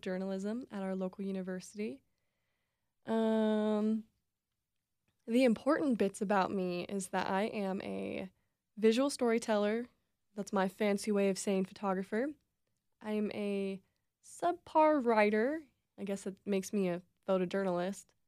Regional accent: Reno, Nevada, United States; I'm born and raised in Reno, Nevada

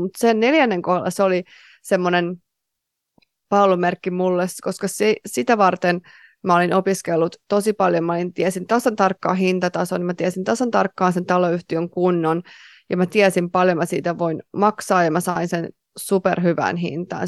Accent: Tampere, Pirkanmaa, Finland; moved away; mä olin Tampereelta kotoisin

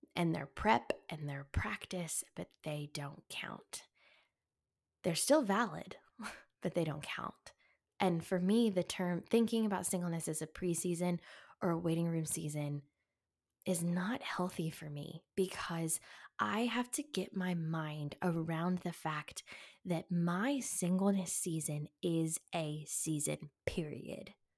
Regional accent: the South, United States; growing up in the South

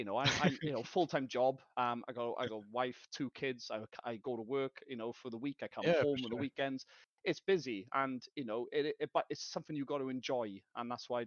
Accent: South Wales, United Kingdom; I'm from Wales, South Wales.

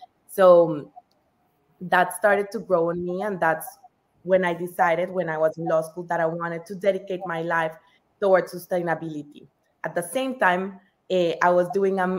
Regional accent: Colombia; I'm Colombian, so I was born in Colombia, and Colombia is one of the most biodiverse countries in the whole world. So growing up, I was always surrounded by nature.

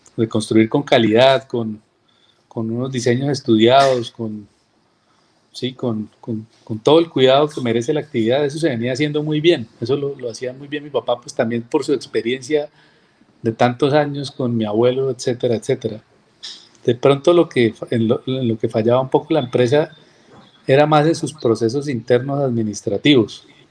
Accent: Cúcuta, Norte de Santander, Colombia; Yo soy cucuteño, yo nací acá en la ciudad

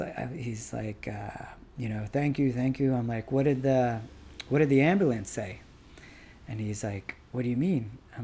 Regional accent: Washington, District of Columbia, United States; we were born and bred here

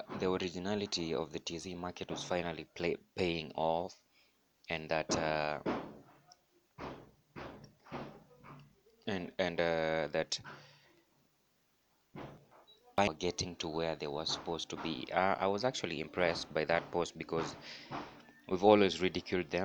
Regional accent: Kenya; as Kenyan artists

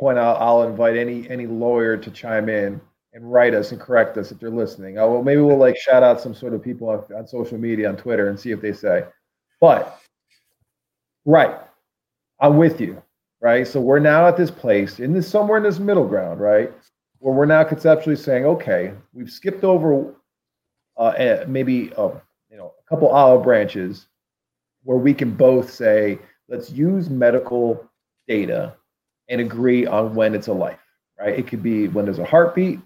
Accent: Pennsylvania, United States; we're both from Pennsylvania

